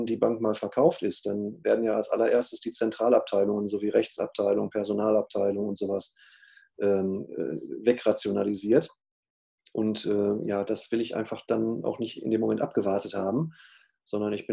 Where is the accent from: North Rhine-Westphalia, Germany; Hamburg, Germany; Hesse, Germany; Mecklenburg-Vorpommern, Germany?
North Rhine-Westphalia, Germany; ich komme ja auch aus dem Ruhrgebiet, äh, hier ist man ja eh ein bisschen offener miteinander als vielleicht im Rheinland